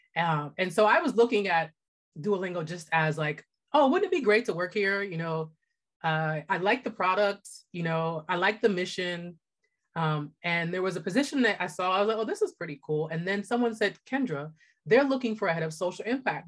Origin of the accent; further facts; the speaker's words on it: Pittsburgh, Pennsylvania, United States; also born or lived in New York / Los Angeles; I grew up in Pittsburgh